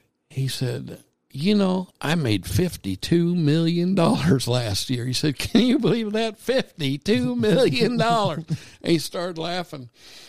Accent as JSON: {"language": "English", "town": "Kansas City", "region": "Missouri", "country": "United States", "said": "I'm from Kansas City."}